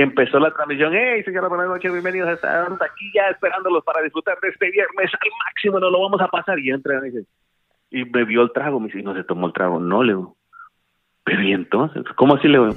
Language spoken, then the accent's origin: Spanish; Boca del Monte, Guatemala Department, Guatemala; moved away as an adult; also born or lived in San Marcos, Guatemala / North Carolina, United States / Washington DC area, United States; now in United States; Yo nací en San Marcos, en la reforma San Marcos, eh, luego la familia se movió para Boca del Monte. De Boca del Monte, pues ahí me anduve de patechucho